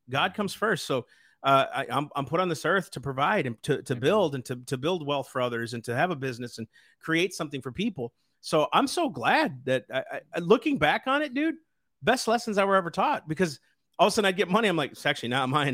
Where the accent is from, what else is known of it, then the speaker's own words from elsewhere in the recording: Sleepy Eye, Minnesota, United States; I grew up in Sleepy Eye, I, uh, North Sleepy Eye represented